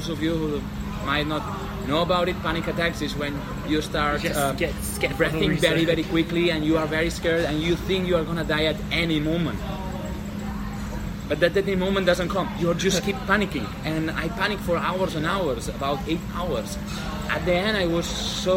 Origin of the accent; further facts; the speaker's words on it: Barcelona, Catalonia, Spain; I'm from Barcelona